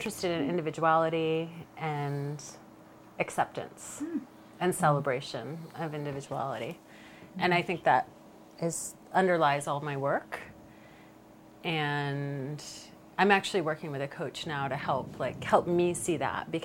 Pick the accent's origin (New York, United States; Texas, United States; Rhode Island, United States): Rhode Island, United States; moved away; I grew up in Rhode Island, which is a very quirky, interesting state